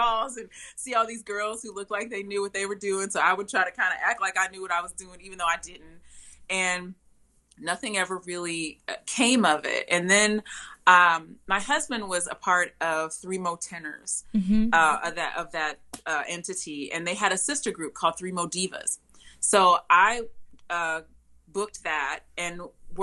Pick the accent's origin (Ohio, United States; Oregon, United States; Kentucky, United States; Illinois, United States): Kentucky, United States; moved away; also born or lived in East Coast; I'm from Kentucky